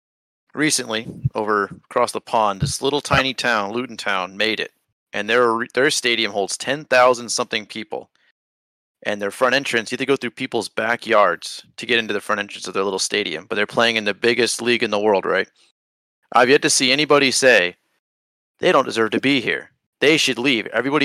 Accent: United States; Even though we're bitter because we're American

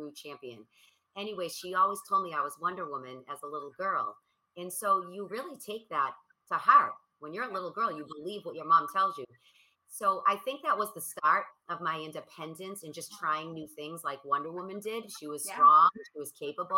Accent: Boston, Massachusetts, United States; I am from Boston, so it's cold and it's freezing

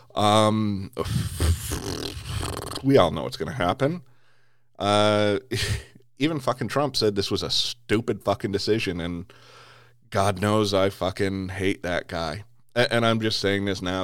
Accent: United States; as an American

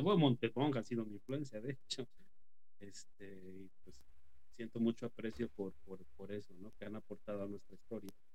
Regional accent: Mexico; moved away; soy de México

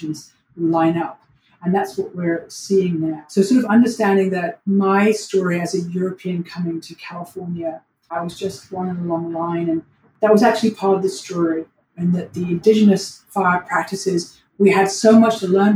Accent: London, United Kingdom; also born or lived in New York; now in Los Angeles, United States; I'm originally from London, England

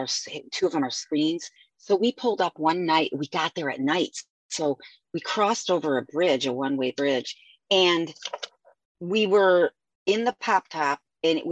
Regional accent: Avon Lake, Ohio, United States; I grew up in Avon Lake

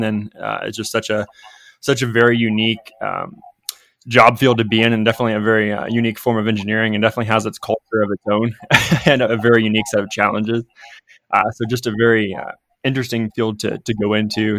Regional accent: Ohio River Valley, United States; So I grew up in the Ohio River Valley, so southeastern Ohio

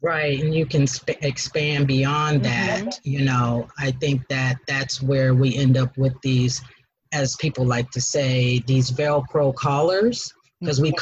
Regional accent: Denver, Colorado, United States; now in Atlanta, United States; I am from Denver, Colorado

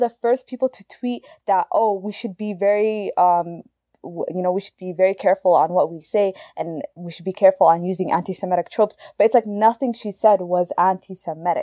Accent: Canada; we're Canadian, I'm in Canada

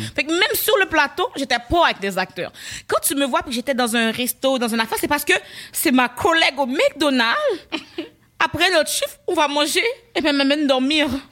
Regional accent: Laval, Quebec, Canada; je viens de Laval

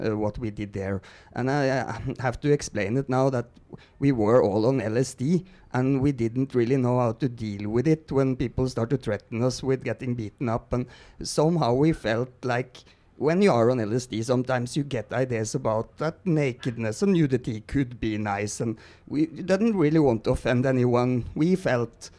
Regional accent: Norway; English is a second language; now in Mexico; I'm Norwegian

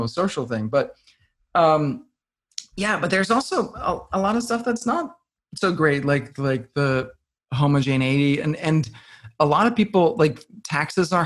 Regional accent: Denmark; now in United States; growing up in Denmark

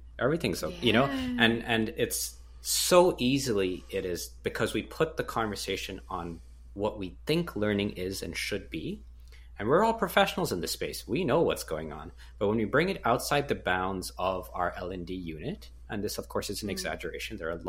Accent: Canada; I'm Canadian, so I'll say Z.

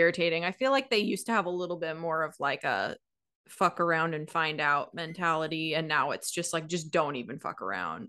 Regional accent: Washington, United States; growing up in Washington

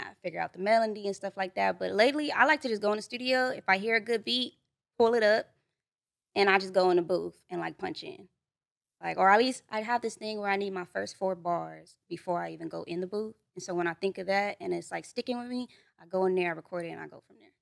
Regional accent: Los Angeles, California, United States; also born or lived in Duarte, California; when I moved out this way, I was probably, like, five, so I grew up in, like, mid-city over there by the Pico

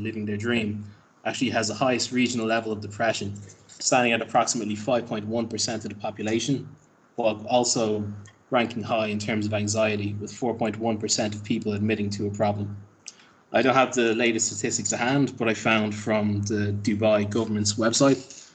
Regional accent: Ireland; moved away; my home country of Ireland

